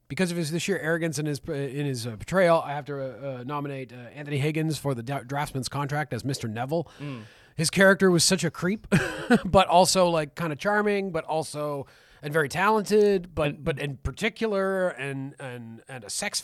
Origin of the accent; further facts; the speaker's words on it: England, United Kingdom; Yes, well, hello, I am …. I am from England like everybody else.